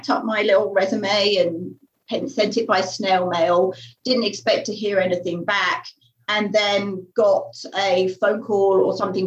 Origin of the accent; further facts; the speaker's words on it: Finglesham, South East England, United Kingdom; moved away; I grew up in Finglesham.